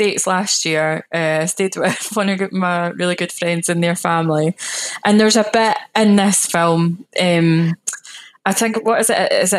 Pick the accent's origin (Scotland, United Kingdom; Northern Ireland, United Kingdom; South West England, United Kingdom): Scotland, United Kingdom; accent: more Glaswegian; also born or lived in West Calder / Edinburgh; I'm a Scottish lassie that loves the beach